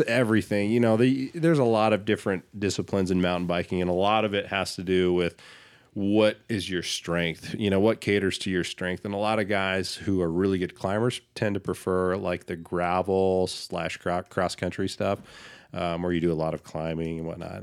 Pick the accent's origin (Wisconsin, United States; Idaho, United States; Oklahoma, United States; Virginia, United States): Idaho, United States; Boise; growing up in Boise, being a Boise native